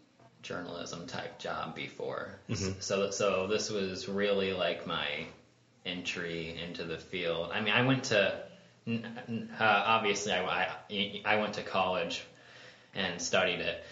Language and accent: English; Noble County area, Indiana, United States; I went to East Noble. I graduated in 2010. I played football and I wrestled during my time